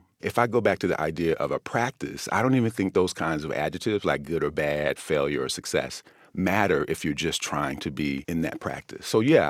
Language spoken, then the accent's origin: English; United States; So I think about that as an American.